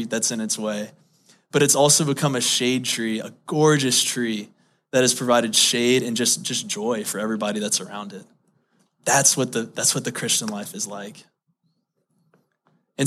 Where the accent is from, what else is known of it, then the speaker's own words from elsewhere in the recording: Baton Rouge, Louisiana, United States; moved away; I grew up in Baton Rouge, Louisiana